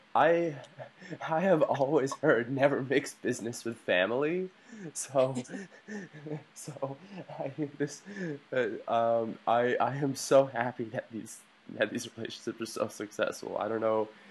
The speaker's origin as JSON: {"language": "English", "country": "United States", "said": "as an American"}